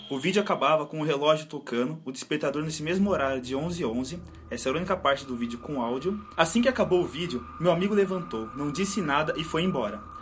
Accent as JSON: {"language": "Portuguese", "town": "Belo Horizonte", "region": "Minas Gerais", "country": "Brazil", "said": "Tenho 23 anos e sou de BH, Minas Gerais."}